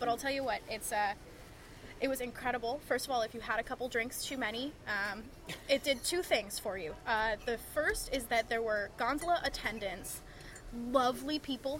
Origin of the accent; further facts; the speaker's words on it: Northeast, United States; growing up in the Northeast, where people are generally chillier